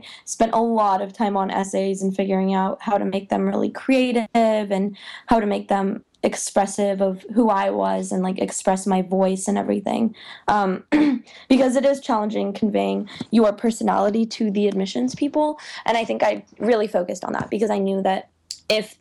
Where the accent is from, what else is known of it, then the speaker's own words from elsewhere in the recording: California, United States; also born or lived in Belarus; I was born in Belarus. When I was 4, I moved to California